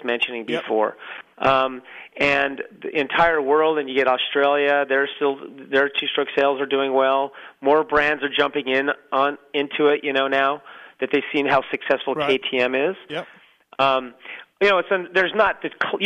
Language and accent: English; Torrance, California, United States; I grew up in Torrance.